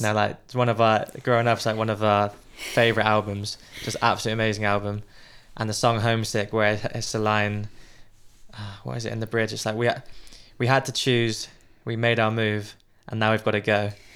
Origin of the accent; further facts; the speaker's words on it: United Kingdom; as a British person